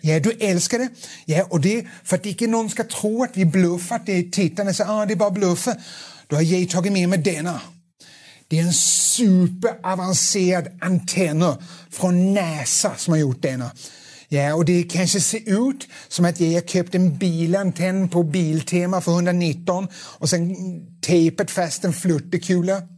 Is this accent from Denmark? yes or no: yes; Denmark; accent: Danish; Swedish is a second language; moved away; jag är dansk, det kan bli en liten, svag dansk brytning